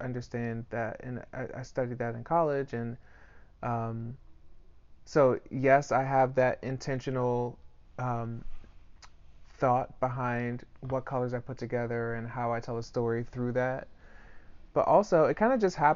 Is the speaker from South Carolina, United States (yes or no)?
no; Prince George's County, Maryland, United States; I grew up in Prince George's County